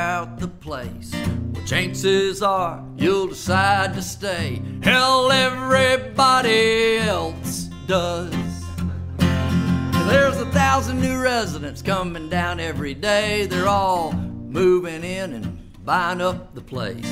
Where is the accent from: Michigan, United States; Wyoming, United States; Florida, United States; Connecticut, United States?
Florida, United States; I'm being from Florida